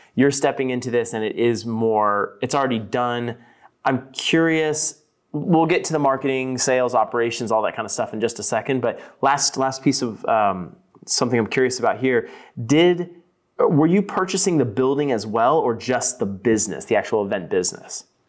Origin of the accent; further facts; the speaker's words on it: Pembroke, Texas, United States; now in California, United States; I was actually born and raised in Pembroke and, um, you know, lived there for sixteen years or so before moving here to California